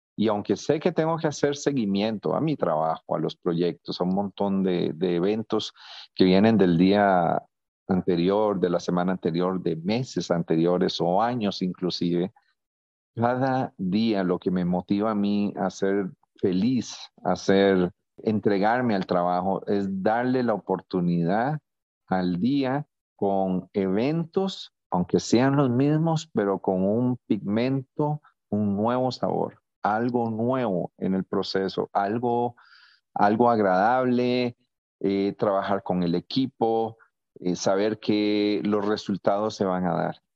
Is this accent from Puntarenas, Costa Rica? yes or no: no; San José, Costa Rica; moved away as an adult; also born or lived in Nicaragua / United States / Honduras; now in Tegucigalpa, Honduras; soy de Costa Rica, tengo 59 años, Nací eh, en, San José, Costa Rica